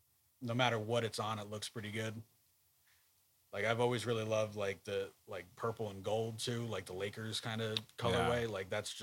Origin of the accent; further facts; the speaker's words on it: New Jersey, United States; growing up in Jersey was tough being a Nets fan.